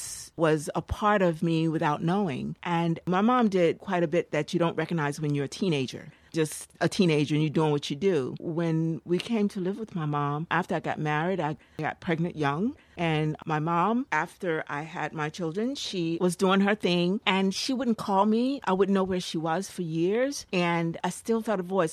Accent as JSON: {"language": "English", "town": "Newark", "region": "New Jersey", "country": "United States", "tie": "born or raised there", "also_born_or_lived": "North Carolina", "said": "I grew up in Newark, New Jersey"}